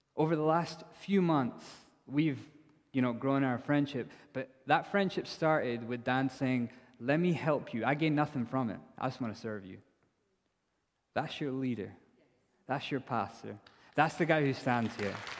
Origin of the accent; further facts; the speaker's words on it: India; now in Edinburgh, United Kingdom; I'm from India.